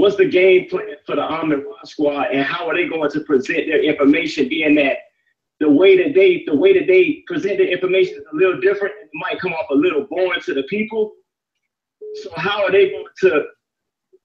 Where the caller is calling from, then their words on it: Atlanta, Georgia, United States; We're calling from Atlanta, Georgia